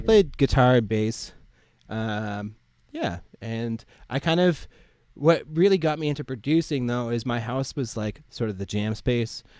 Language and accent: English; Ottawa, Ontario, Canada; moved away as an adult; now in Nova Scotia, Canada; I'm originally from Ottawa, Ontario, so mm-hmm. it's like in between Montreal and Toronto. Mm-hmm and uh, yeah, I, w- I lived there like until I was 18. Went through elementary school and high school and stuff there.